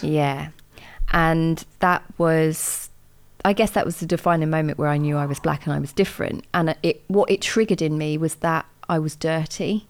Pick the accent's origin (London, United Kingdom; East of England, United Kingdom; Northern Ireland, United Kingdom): East of England, United Kingdom; Watford; I grew up in Watford